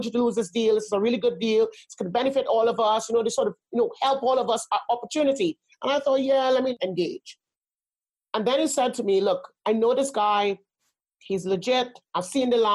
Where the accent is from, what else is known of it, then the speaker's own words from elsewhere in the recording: Trinidad & Tobago; also born or lived in Spain / Germany / Netherlands; now in United Kingdom; I grew up in Trinidad